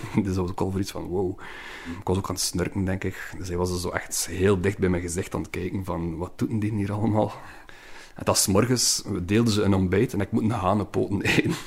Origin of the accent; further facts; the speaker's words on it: Oostduinkerke, Flanders, Belgium; moved away as an adult; now in Ghent, Belgium; een rasechte West-Vlaming van Oosteuinkerk, maar ik woon in Gent al oh, 18 jaar ondertussen.